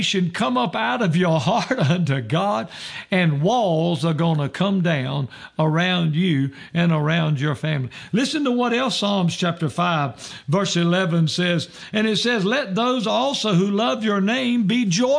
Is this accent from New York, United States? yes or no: no; Roxboro, North Carolina, United States; when I was growing up, I grew up in Roxboro, North Carolina